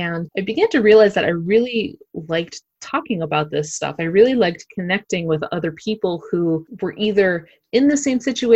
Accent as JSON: {"language": "English", "town": "Pittsburgh", "region": "Pennsylvania", "country": "United States", "also_born_or_lived": "Myrtle Beach, South Carolina / Brooklyn, New York", "moved": "as an adult", "said": "I'm originally from Pittsburgh"}